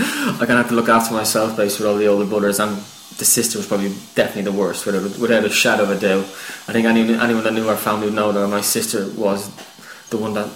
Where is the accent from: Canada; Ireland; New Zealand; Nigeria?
Ireland; Kildare, Leinster; moved away as an adult; also born or lived in Dublin; now in England; I was born in Dublin, but I lived all my life in Kildare, which is just a small little county just outside Dublin. Right on the border of Dublin, basically.